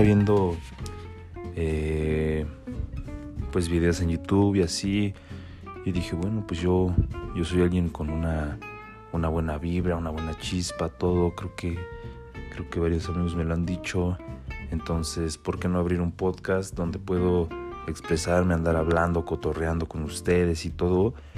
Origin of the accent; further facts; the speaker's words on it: State of Mexico, Mexico; soy de aquí del Estado de México